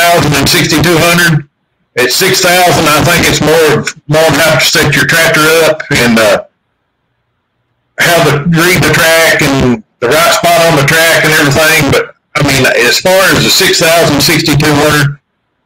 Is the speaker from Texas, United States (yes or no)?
no; Pulaski County, Kentucky, United States; I'm from Pulaski County, Kentucky.